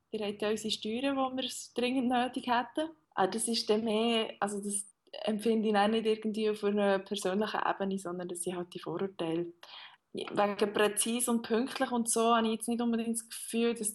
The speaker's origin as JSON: {"language": "German", "country": "Switzerland", "moved": "as an adult", "lives_now": "Berlin, Germany", "said": "dann rede ich halt einfach Deutsch und sage nicht, dass ich Schweizerin bin."}